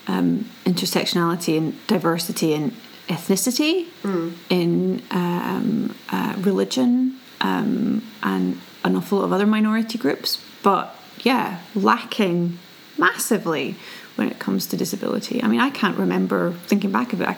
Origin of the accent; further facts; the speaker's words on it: Scotland, United Kingdom; now in Sweden; both you and I come from Scotland